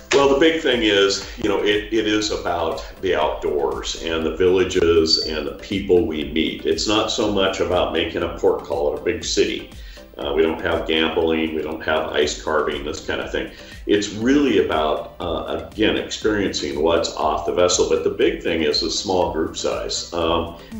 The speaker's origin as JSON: {"language": "English", "town": "Juneau", "region": "Alaska", "country": "United States", "tie": "born or raised there", "said": "in Juneau, Alaska, my hometown"}